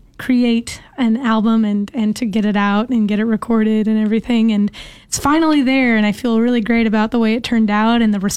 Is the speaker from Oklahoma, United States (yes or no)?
no; Bakersfield, California, United States; moved away as an adult; now in Portland, United States; Well, I'm from Bakersfield, California.